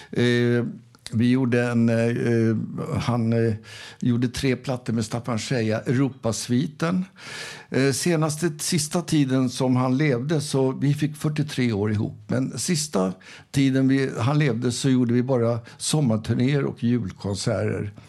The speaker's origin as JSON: {"language": "Swedish", "town": "Arvika", "region": "Värmland", "country": "Sweden", "said": "Jag kommer ju själv från Arvika"}